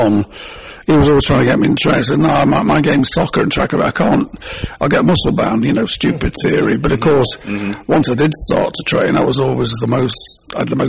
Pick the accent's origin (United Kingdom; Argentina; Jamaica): United Kingdom; England; I'm English